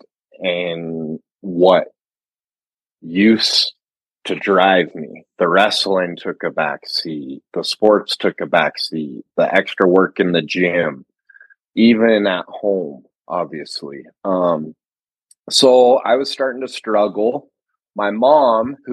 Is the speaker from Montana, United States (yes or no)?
yes; Montana, United States; I grew up in Montana